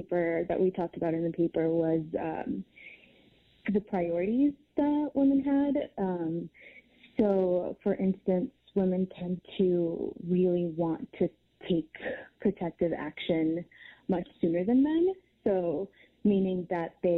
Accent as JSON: {"language": "English", "town": "Houston", "region": "Texas", "country": "United States", "moved": "yes", "said": "I'm from Houston, so several hurricanes that I've experienced"}